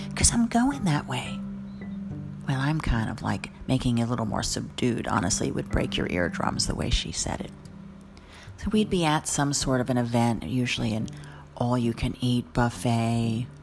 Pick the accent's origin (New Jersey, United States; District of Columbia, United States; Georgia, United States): New Jersey, United States; I'm from New Jersey